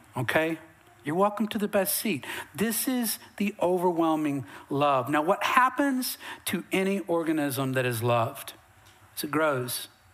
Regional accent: Western North Carolina, United States; now in Texas, United States; I'm from Western North Carolina, way up in the mountains, way up in hillbilly

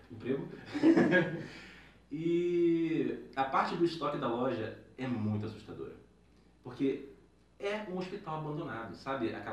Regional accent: Rio de Janeiro, Brazil; now in São Paulo, Brazil; eu sou do Rio de Janeiro

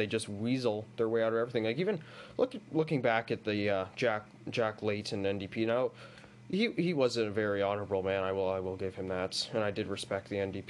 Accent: Bowmanville, Ontario, Canada; I'm from Bowmanville

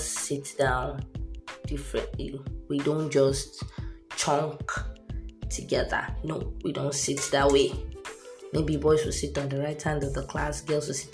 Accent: Kano, Kano State, Nigeria; also born or lived in Ogun State; I was born and brought up in the northern part of Nigeria that Nigeria is having problems with right now, which is Kano.

